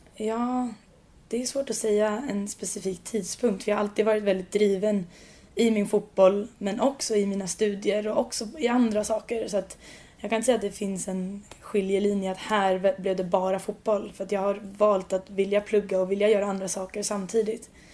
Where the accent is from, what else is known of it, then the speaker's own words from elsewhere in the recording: Sweden; moved away as an adult; now in London, United Kingdom; jag kommer från Sverige